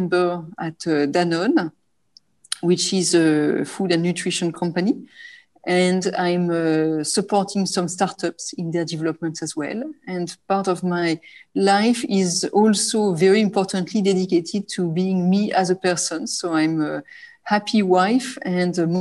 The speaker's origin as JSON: {"language": "English", "country": "France", "also_born_or_lived": "Japan / Singapore", "accent": "French", "moved": "as an adult", "lives_now": "Hong Kong", "said": "As you can tell from my accent, I'm French, but I've spent more than 10 years of my professional life in Asia"}